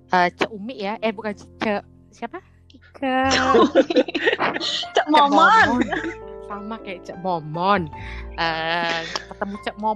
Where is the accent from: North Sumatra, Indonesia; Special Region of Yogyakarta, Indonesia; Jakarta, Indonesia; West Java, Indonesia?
Jakarta, Indonesia; moved away as an adult; Jakarta tinggal di Jakarta tapi gue harus pindah demi udah lebih tepatnya gue harus merantau ke Jogja untuk kuliah.